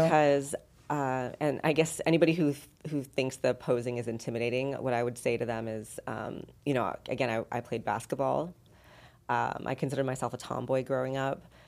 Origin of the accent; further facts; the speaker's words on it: Los Angeles, California, United States; moved away as an adult; also born or lived in San Diego; now in Las Vegas, United States; I'm originally from Southern California, from LA, and then San Diego